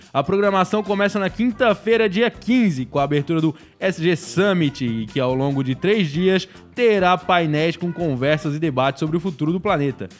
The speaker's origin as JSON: {"language": "Portuguese", "country": "Brazil", "tie": "born or raised there", "moved": "yes", "said": "fui lá pra serraria, fui matar a saudade da minha terrinha"}